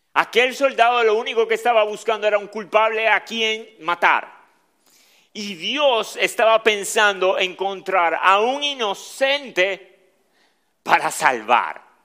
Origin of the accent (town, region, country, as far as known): Dominican Republic; accent: Dominican